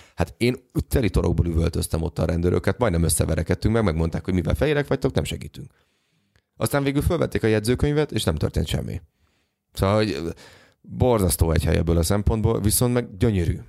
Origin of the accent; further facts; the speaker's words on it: Hungary; magyarok vagyunk